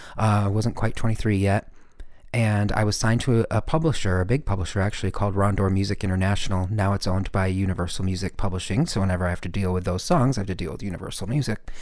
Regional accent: Michigan, United States; I'm this kid from Michigan

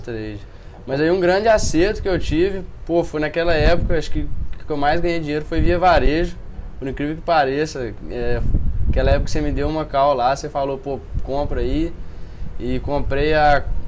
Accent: Viçosa, Minas Gerais, Brazil; moved away as an adult; now in Juiz de Fora, Brazil; sou de Viçosa, né? É... Morei minha vida inteira lá, desde que nasci até os 18 anos

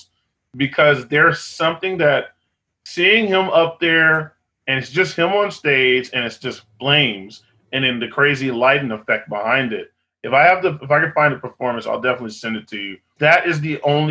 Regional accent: Austin, Texas, United States; I'm from Austin

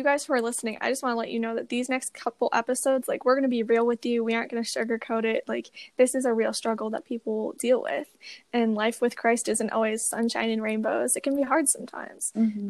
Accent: New York, United States; So I'm from New York and I'm a sophomore in high school right now. And so my dad is actually a pastor. So I grew up in the church

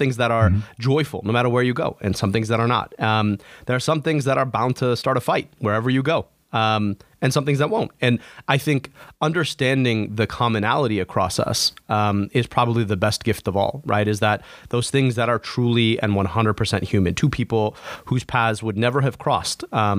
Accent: United States; I'm American, but that's always with an asterisk, right? Because not everybody accepts me as American, even though I was born and raised here.

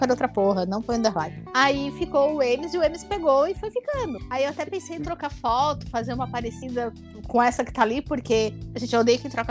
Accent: Tubarão, Santa Catarina, Brazil; moved away as an adult; also born or lived in Florianópolis; final de 2003, eu, eu me mudei em agosto para fazer ESMESC. Eu queria ser juíza. Tá, antes tu, tu tava onde? Eu, eu sou de Tubarão, Santa

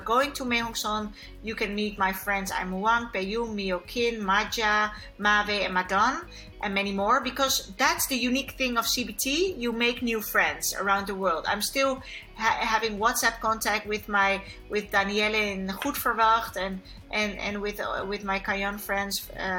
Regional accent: Kenya; born there; I was born in Kenya, so it's very close to my heart. Yeah, I'm like African.

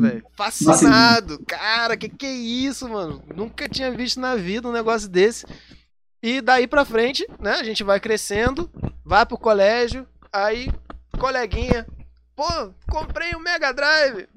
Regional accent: Rio de Janeiro, Brazil; sou do Rio de Janeiro, não sou carioca, embora todo mundo ache que quem é do Rio de Janeiro é carioca. Não, eu sou fluminense, não nasci na cidade do Rio de Janeiro

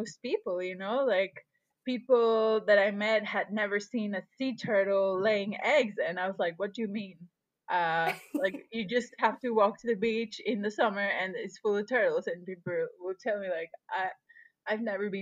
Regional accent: Puerto Morelos, Quintana Roo, Mexico; I was born in Mexico, and I grew up in a place called Puerto Morelos. And this is a very small fishing village on the coast of Quintana Roo

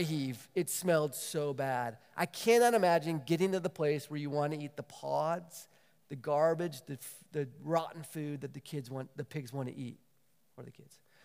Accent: San Diego, California, United States; moved away as an adult; also born or lived in Waco, Texas; growing up in San Diego

